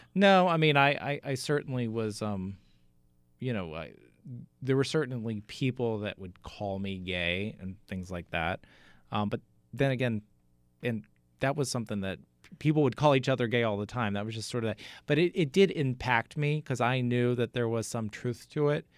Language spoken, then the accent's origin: English; Katy, Texas, United States; moved away as an adult; also born or lived in Amarillo, Texas; now in New Jersey, United States; Houston. Outside of Houston, a suburb called Katy